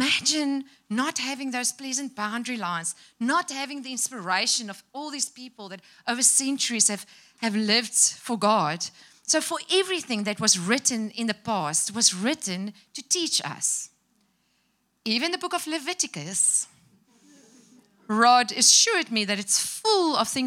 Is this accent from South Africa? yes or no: yes; South Africa; English is a second language